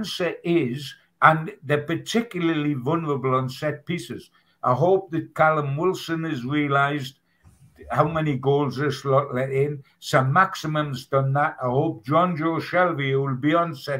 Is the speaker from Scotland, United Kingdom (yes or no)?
no; Newcastle upon Tyne, North East England, United Kingdom; I'm a Geordie